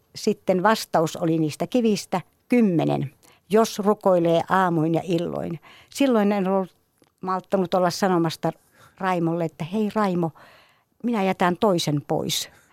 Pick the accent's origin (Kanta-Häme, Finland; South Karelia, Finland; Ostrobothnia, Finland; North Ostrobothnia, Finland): South Karelia, Finland; Imatra; Kaikki alkoi kotikylässäni Imatralta